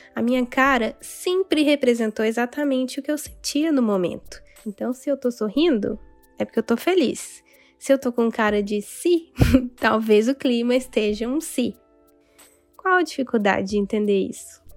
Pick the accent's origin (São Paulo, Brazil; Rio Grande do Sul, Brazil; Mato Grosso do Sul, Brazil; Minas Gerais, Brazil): Minas Gerais, Brazil; Dores do Indaiá; Lá em Dores do Indaiá, onde eu cresci